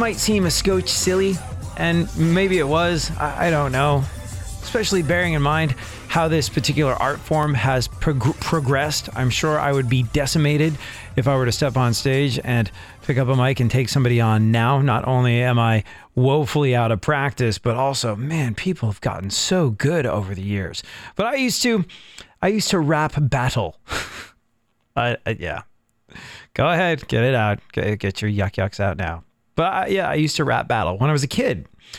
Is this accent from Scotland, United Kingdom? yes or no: no; London, United Kingdom; moved away as an adult; I grew up in London. I moved to England when I was a kid, grew up there, and was there until I was a young adult